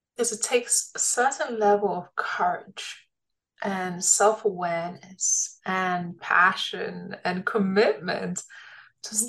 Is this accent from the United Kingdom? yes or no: yes; London, United Kingdom; I was an immigrant when I was young. And I, you know, I really appreciated growing up in London